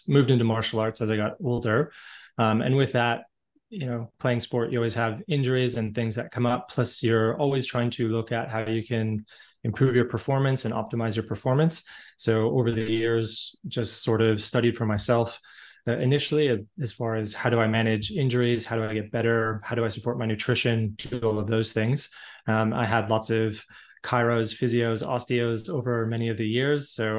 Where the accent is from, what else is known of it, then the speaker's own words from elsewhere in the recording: Canada; But being Canadian, so typical, grew up playing hockey and lots of other sports, so always very active in my childhood.